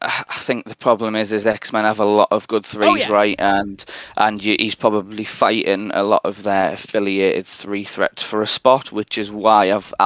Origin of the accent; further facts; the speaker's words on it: North East England, United Kingdom; I'm 28. I'm from Northeast England.